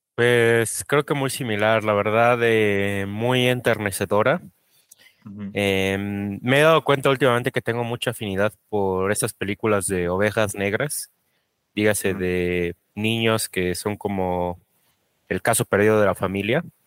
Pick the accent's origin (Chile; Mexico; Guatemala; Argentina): Mexico